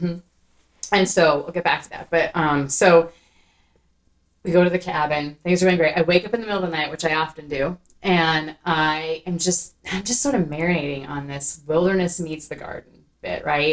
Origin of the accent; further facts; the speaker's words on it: Iowa, United States; I'm also a white girl from Iowa